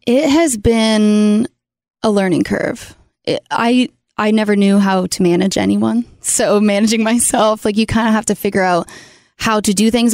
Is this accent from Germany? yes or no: no; Canada; born or raised there; moved away as an adult; now in Nashville, United States